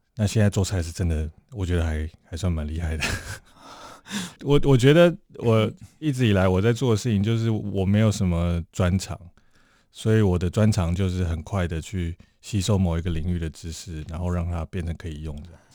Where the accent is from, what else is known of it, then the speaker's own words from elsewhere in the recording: Taiwan; 我在，在从这边长大